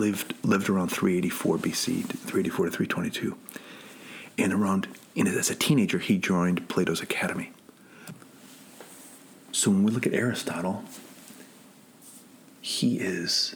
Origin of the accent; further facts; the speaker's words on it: Chicago, Illinois, United States; I went to a classical prep school, college prep school in Chicago